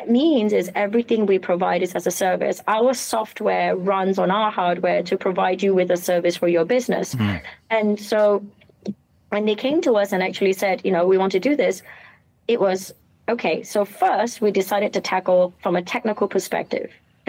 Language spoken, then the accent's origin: English; Malaysia; accent: British; I am Malaysian. I know you hear a British accent, and but I'm Malay, Chinese, Indian, and Portuguese. So Peranakan and Manyonya. And I'm sure my Manglish will come out at some point.